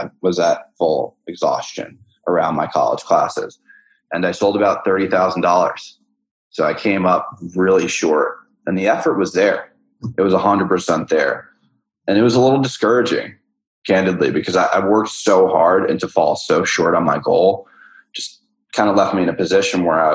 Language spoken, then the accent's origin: English; New York City, New York, United States; moved away as an adult; now in San Francisco, United States; I'm from New York City